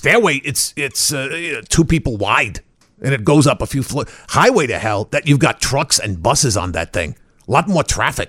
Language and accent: English; United States; Well, no, I'm originally from the United States, but I studied in Prague for my doctorate.